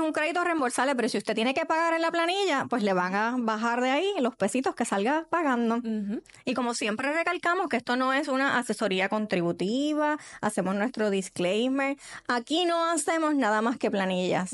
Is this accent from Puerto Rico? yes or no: yes; Puerto Rico; como cultura boricua, puertorriqueña